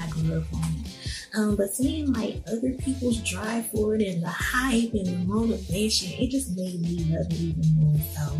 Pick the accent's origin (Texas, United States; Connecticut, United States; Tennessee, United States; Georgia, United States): Texas, United States; Dallas; Hey everybody … I'm from Dallas, Texas.